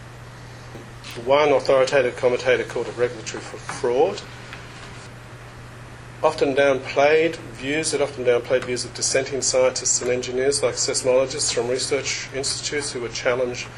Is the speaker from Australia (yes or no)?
yes; Australia; Being Australian